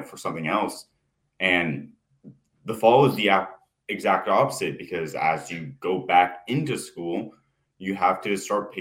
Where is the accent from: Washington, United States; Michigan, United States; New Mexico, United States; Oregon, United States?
Oregon, United States; I am from Oregon